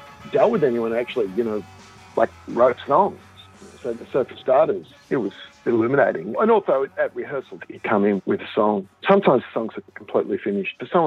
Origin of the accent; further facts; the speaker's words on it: Gold Coast, Queensland, Australia; Growing up on the Gold Coast